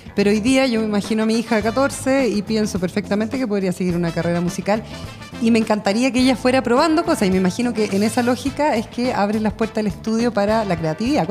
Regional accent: Osorno, Los Lagos, Chile; yo que soy nacida y criada en Osorno

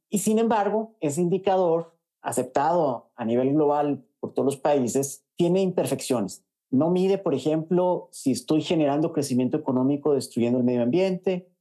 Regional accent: Mexico; also born or lived in New York; now in Costa Rica; me trajo aquí a vivir a Costa Rica. Yo soy mexicano

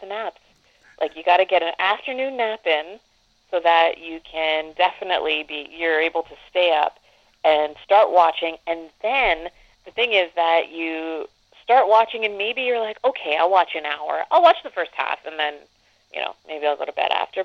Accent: Canada; as a Canadian

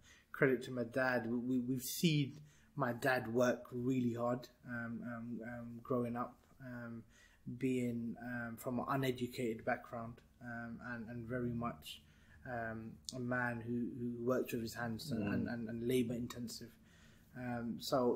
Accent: London, United Kingdom; also born or lived in Burnley; We moved when I was 1 year old. So essentially been in London all my life

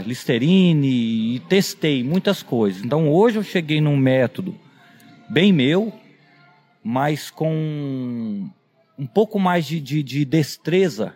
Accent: Quirinópolis, Goiás, Brazil; a minha cidade natal é Quirinópolis, que é no, no, no interior do estado de Goiás

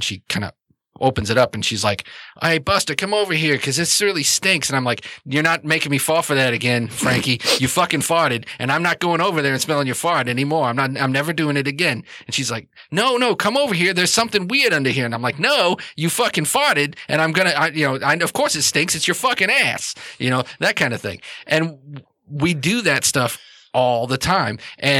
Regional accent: New York, United States; accent: New York; I'm from New York, and I talk with my accent

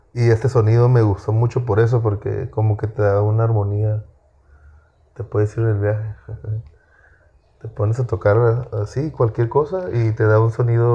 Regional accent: Apatzingán, Michoacán, Mexico; yo soy de Patzinga, Michoacán. Y ahí pues todos escuchan corridos

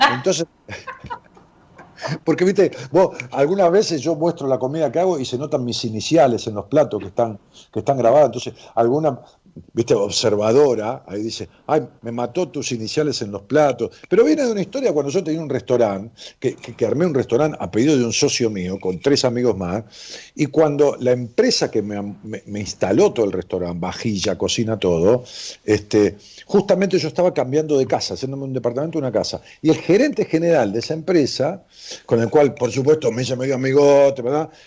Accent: Ramos Mejía, Buenos Aires Province, Argentina; en mi pueblo, en Rabo Mejía

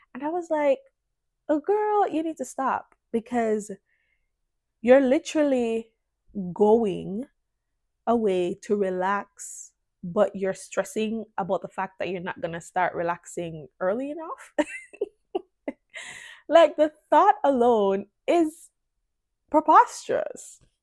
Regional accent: Jamaica; moved away; also born or lived in Canada; as a Jamaican, you think you're I don't know how to put it. It's like because in Jamaica, the lifestyle it's pretty chill and stuff, but it's also like we don't take disrespect

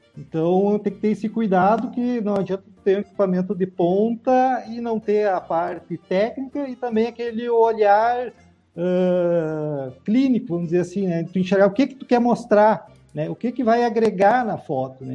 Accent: Passo Fundo, Rio Grande do Sul, Brazil; also born or lived in Porto Alegre; eu sou natural de Passo Fundo, né? Fui morar em Porto Alegre em noventa e oito e retornei final de dois mil e quinze pra Passo Fundo

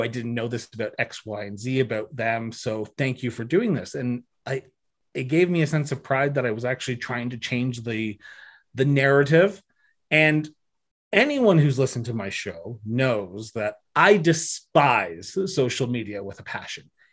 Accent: Ontario, Canada; moved away as an adult; now in Alberta, Canada; I'm originally from Ontario, moved to Alberta in twenty thirteen

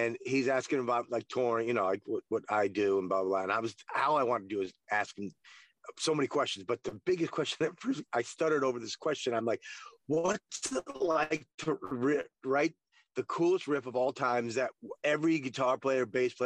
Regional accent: East Coast, United States; moved away as an adult; also born or lived in New York; now in Los Angeles, United States; I grew up on the East Coast

